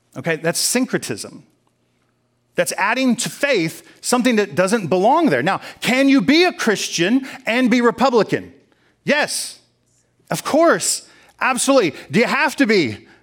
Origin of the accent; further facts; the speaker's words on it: United States; I'm an American